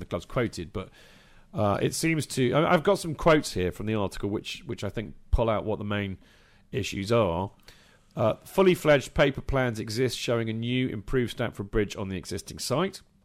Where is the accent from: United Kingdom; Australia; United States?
United Kingdom; England; as an Englishman